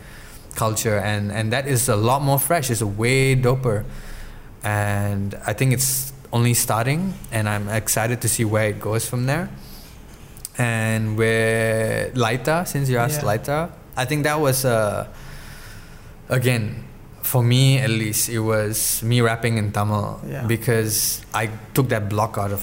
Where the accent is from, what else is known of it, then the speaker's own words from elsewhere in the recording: Malaysia; we're just Malaysian Indians